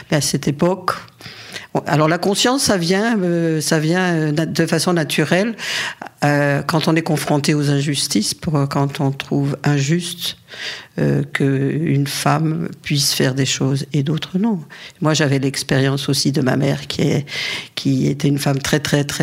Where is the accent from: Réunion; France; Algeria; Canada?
Algeria; born there; j'ai des photos de lui quand je suis née en Algérie.